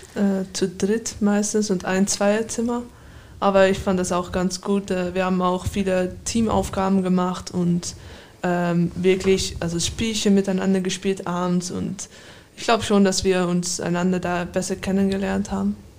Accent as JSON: {"language": "German", "town": "Amsterdam", "region": "North Holland", "country": "Netherlands", "tie": "born or raised there", "moved": "yes", "said": "Ich bin in Amsterdam geboren"}